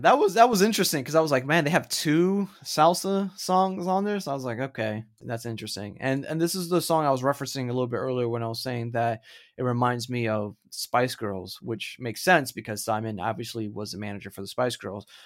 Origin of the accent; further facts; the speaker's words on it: Florida, United States; I'm from Florida